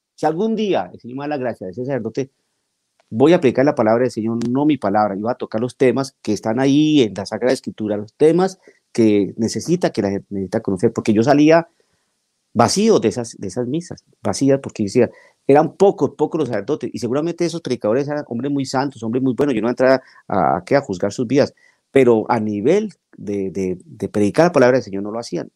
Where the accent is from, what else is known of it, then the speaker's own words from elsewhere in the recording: Bogotá, Colombia; moved away as an adult; now in Guymon, United States; soy colombiano, nací en la ciudad de Bogotá hace muchísimos años